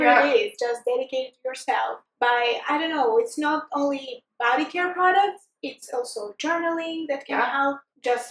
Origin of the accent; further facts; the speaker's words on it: Greece; moved away as an adult; now in Canada; I'm coming from Greece